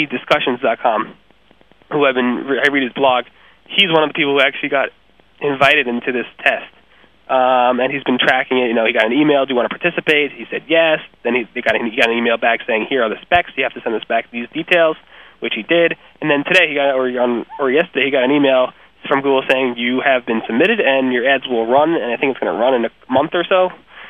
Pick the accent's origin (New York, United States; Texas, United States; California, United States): New York, United States; I was from New York